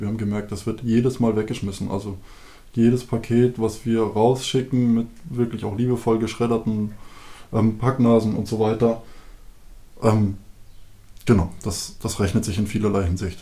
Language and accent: German; Bavaria, Germany; now in Seewalde, Germany; wir kommen aus Bayern, da ist eine unglaublich tiefe, schwarze, satte Erde